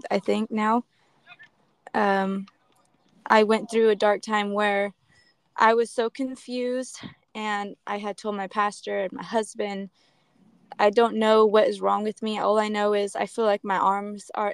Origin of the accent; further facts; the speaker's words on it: Modesto, California, United States; I'm from Modesto, California